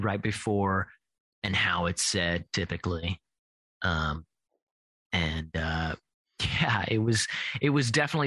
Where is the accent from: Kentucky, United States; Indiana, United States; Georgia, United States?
Kentucky, United States; moved away; I'm originally from Kentucky